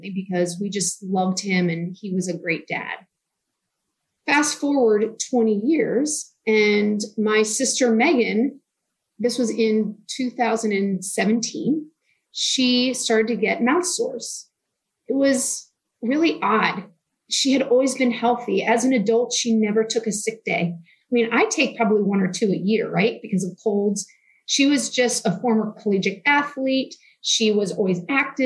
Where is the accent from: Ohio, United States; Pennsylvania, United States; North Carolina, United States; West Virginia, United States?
Pennsylvania, United States; Newtown Square; now in Texas, United States; I grew up outside of Philadelphia, like I said, kind of near Villanova University in Newtown Square, Pennsylvania.